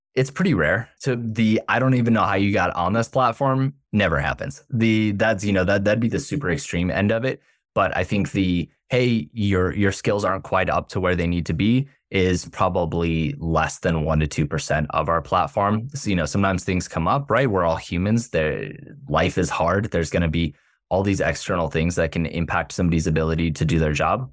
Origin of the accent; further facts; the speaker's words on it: South Florida, United States; we're born and raised in South Florida